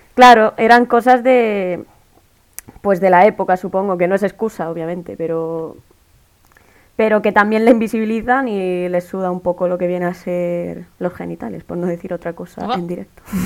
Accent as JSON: {"language": "Spanish", "region": "Region of Murcia", "country": "Spain", "said": "soy de Murcia"}